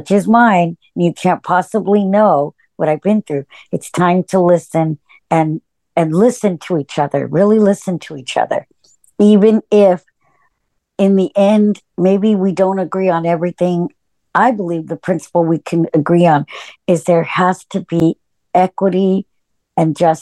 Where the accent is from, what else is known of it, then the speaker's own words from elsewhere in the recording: California, United States; I'm from California.